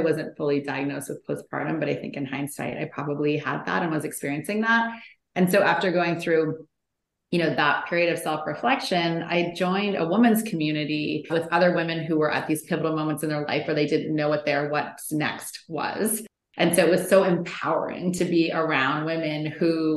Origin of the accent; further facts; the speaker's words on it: Canada; moved away as an adult; now in California, United States; I am originally from Canada, but I had moved to California with my husband